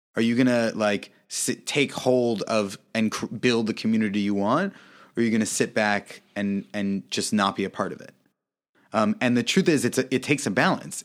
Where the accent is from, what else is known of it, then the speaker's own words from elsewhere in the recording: United States; also born or lived in Kyiv, Ukraine; I'm American